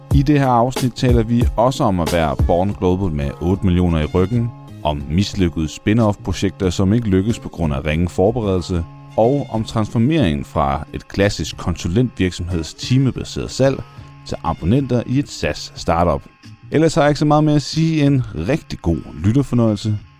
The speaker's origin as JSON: {"language": "Danish", "country": "Denmark"}